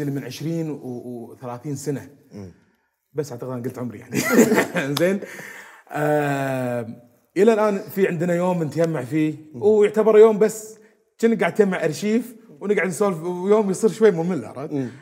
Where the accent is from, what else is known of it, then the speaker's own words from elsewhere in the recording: Kuwait; احنا تعودنا عليها وربينا فيها بالكويت